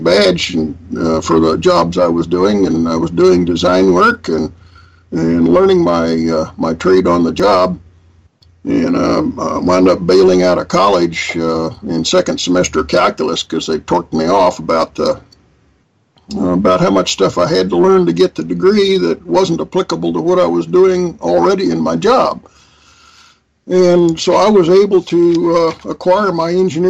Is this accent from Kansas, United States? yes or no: yes; Wichita, Kansas, United States; I grew up in Wichita.